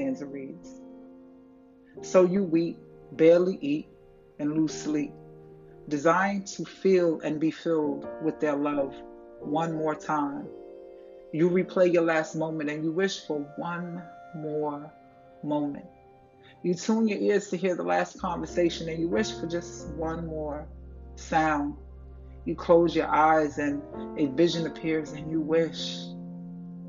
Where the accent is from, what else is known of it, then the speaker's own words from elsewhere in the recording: Uniondale, New York, United States; moved away; also born or lived in Chesapeake, Virginia; I grew up in Uniondale, New York, and all my friends were Caribbean or Hispanic